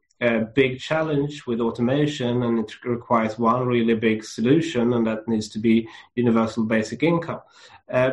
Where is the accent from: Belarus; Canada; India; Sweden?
Sweden; Lund, Skåne; it's where I grew up in Sweden, and I grew up in a small university town called Lund